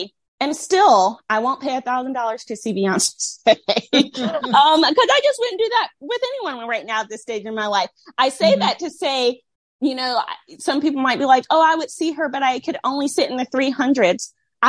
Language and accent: English; Southern US, United States; Also, I grew up in the Bible Belt with a somewhat suppressed sexuality.